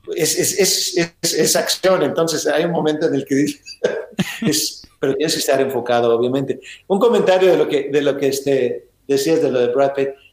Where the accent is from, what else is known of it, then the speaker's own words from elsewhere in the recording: Ensenada, Baja California, Mexico; now in United States; en Ensenada, que es donde yo nací